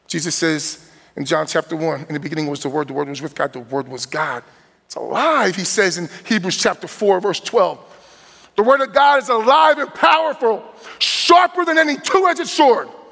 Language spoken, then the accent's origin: English; New Jersey, United States; moved away; also born or lived in Midwest; born and raised from New Jersey and growing up in New Jersey